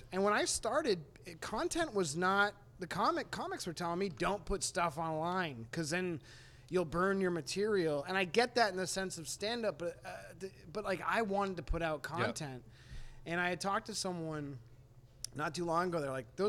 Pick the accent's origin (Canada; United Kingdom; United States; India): United States; New England; I talk about the fact that I am from New England, but I'm not necessarily a New England stereotype, and I like talking about being from this part of the country.